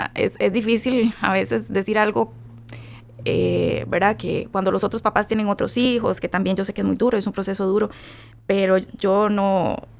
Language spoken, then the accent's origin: Spanish; Costa Rica; soy de Costa Rica.